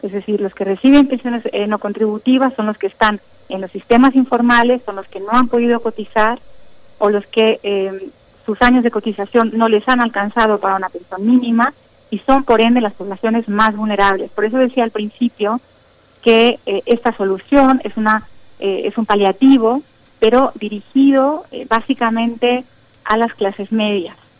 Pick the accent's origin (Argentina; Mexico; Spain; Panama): Mexico; como la nuestra, como la mexicana